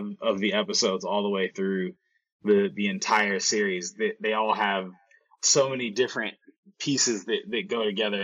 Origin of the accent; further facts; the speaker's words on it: Bay Area, California, United States; also born or lived in Chicago, Illinois, United States; born in Chicago and raised in the Bay Area. So, I moved here at a very young age, like about like 5 or 6